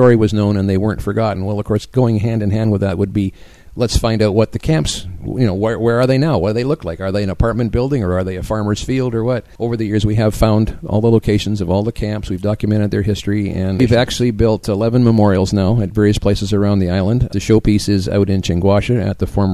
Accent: Canada; now in Taiwan; being a Canadian myself

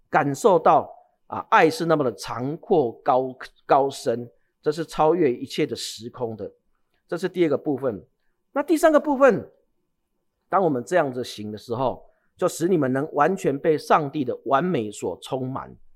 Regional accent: Changhua County, Taiwan; 我是在彰化长大的

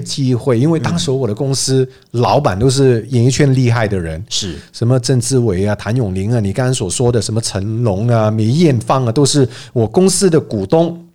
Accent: Hong Kong; Chinese is a second language; moved away as an adult; now in Taiwan; 我这个港仔

